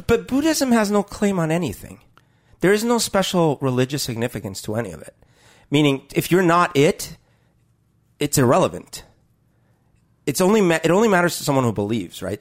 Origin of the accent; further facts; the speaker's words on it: Colombia; moved away; growing up in Colombia